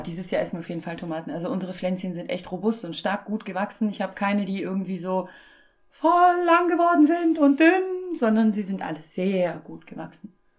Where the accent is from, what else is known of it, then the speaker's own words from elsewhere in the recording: former East Germany, Germany; moved away; Ich komme ja aus der ursprünglich aus der ehemaligen DDR